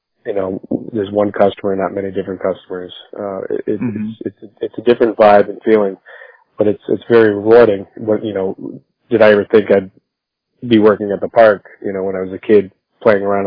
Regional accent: Northampton, Massachusetts, United States; I grew up here in Northampton

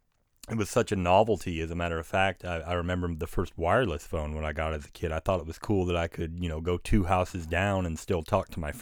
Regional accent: Wister, Oklahoma, United States; when I grew up in Wister, Oklahoma, which is just this tiny shipburg, up until I was about 14

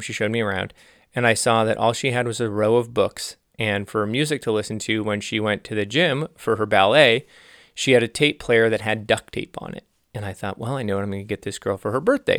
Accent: Los Angeles, California, United States; also born or lived in Santa Cruz; I was from the San Fernando Valley, L A, and I was in Santa Cruz

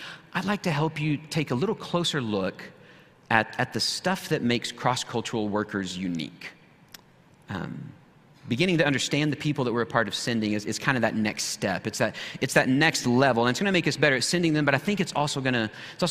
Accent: Wichita Falls, Texas, United States; moved away as an adult; also born or lived in Burkina Faso; I grew up outside of Shepherd Air Force Base, just up the road in Wichita Falls, Texas

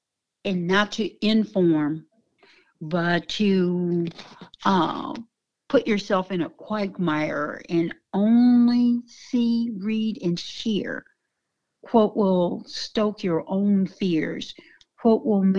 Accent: the South, United States; I came from the South when lynching was real.

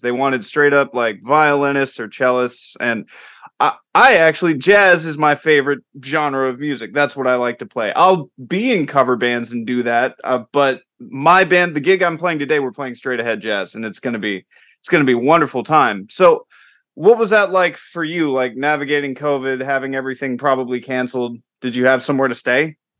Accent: Tampa, Florida, United States; now in California, United States; I'm originally from Tampa Bay, like that whole area of Florida

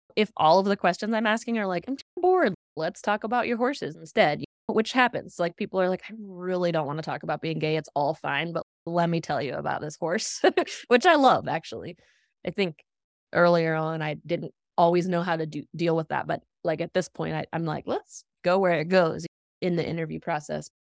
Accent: Appalachia, United States; moved away as an adult; also born or lived in Northeast US; growing up in Appalachia and, like, leaving the region for the Northeast for college

